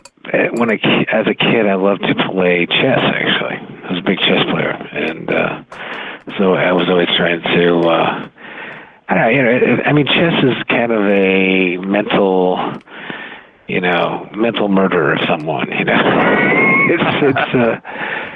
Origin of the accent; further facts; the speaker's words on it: Silicon Valley, California, United States; now in Glenview, United States; I grew up out in Silicon Valley, and as a kid, I would hang around Stanford University